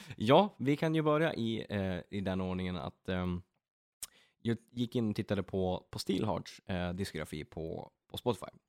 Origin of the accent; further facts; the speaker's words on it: Örnsköldsvik, Västernorrland County, Sweden; now in Västerås, Sweden; jag från Övik bor i Västerås